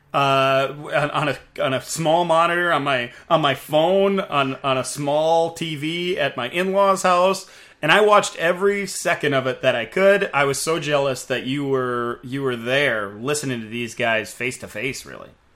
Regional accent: South Dakota, United States; I'm from South Dakota.

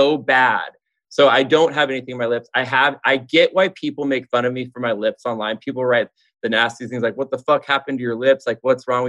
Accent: Southern California, United States; moved away as an adult; also born or lived in Los Angeles; now in Nashville, United States; I'm born and raised in Southern California.

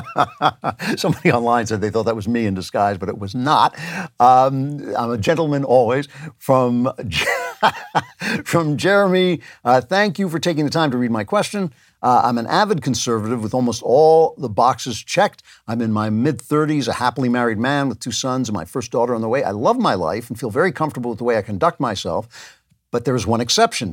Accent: United States; I am an American

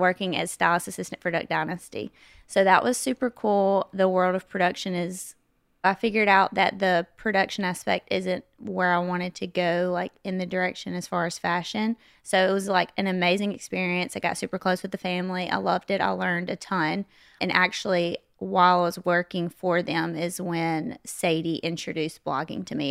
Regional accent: West Monroe, Louisiana, United States; accent: southern; now in Nashville, United States; I was born and raised in West Monroe, Louisiana

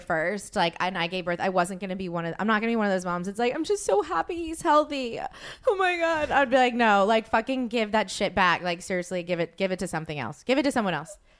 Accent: the South, United States; I'm from the South

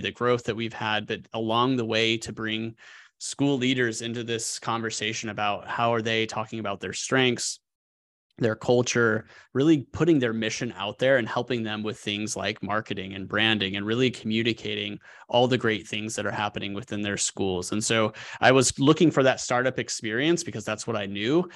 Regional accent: Colorado, United States; moved away as an adult; also born or lived in New York City; now in Arkansas, United States; growing up in Colorado

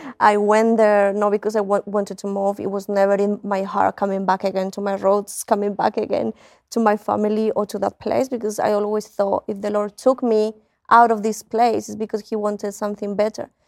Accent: Spain; moved away as an adult; also born or lived in United Kingdom; now in Colombia; I grew up in Spain.

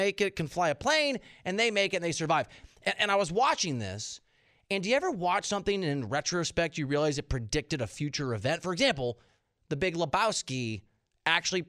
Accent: Iowa, United States; I'm from Iowa.

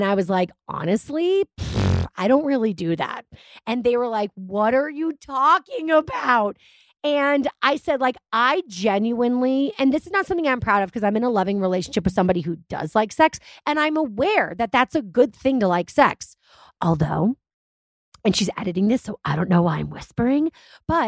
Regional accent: United States; I guess I am an American.

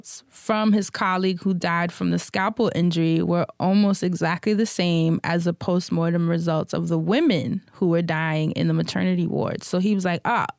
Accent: New York, United States; being a New Yorker

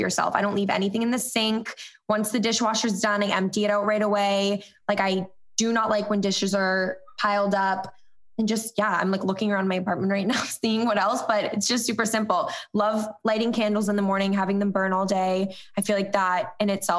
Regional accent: Cape Cod, Massachusetts, United States; growing up on the Cape

